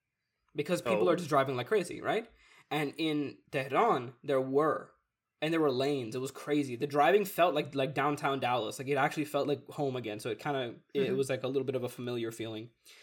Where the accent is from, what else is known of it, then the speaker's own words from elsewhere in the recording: Pakistan; no, I'm from Pakistan."